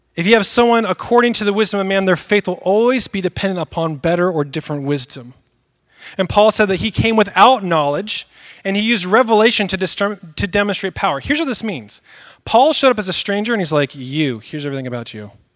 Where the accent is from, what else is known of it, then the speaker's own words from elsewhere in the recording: Northwest, United States; I grew up in the Northwest, out in the countryside.